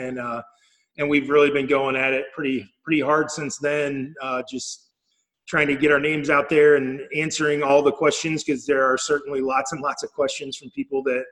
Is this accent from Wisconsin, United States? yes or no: no; Indiana, United States; now in Illinois, United States; We grew up together in Indiana since we were like 5 years old